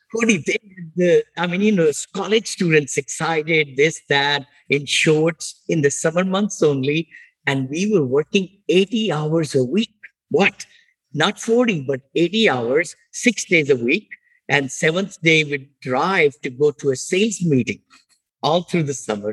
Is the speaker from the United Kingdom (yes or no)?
no; India; moved away as an adult; also born or lived in Washington D.C.; now in United States; I'm from India originally. I grew up there.